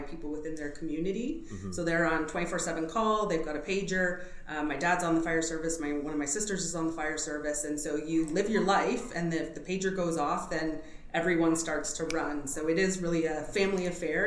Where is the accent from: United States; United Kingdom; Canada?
Canada; French, unfortunately, being Canadian, didn't stick with me